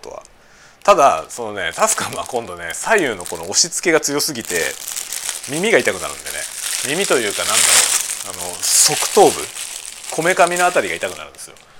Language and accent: Japanese; Tokyo, Japan; moved away; 僕の実家はね、東京